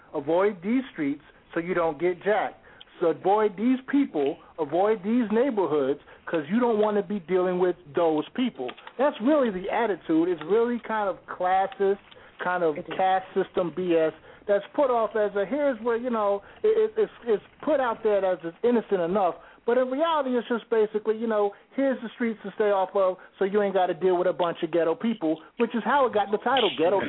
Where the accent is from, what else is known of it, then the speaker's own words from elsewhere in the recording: Trenton, New Jersey, United States; I am from the hood. I grew up in the hood. I grew up in Trenton, New Jersey. And you can't get much more hood than that.